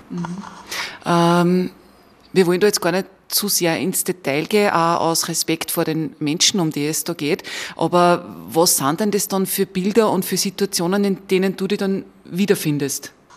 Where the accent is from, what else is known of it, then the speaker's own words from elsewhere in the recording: Upper Austria, Austria; bei uns in Oberösterreich